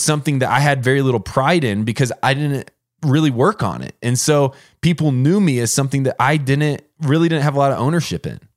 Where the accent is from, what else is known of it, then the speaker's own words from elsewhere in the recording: Warsaw, Indiana, United States; moved away as an adult; growing up in Indiana